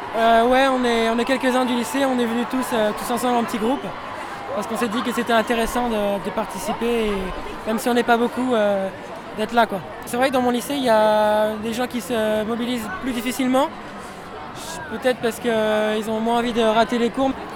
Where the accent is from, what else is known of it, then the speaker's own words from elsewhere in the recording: Paris, Île-de-France, France; j'ai 15 ans et demi et je viens de Paris